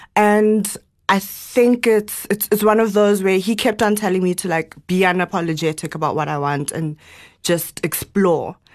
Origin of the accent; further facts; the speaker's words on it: Johannesburg, Gauteng, South Africa; also born or lived in Zimbabwe; came back when I was about three or four, and we've lived in Joburg my whole life.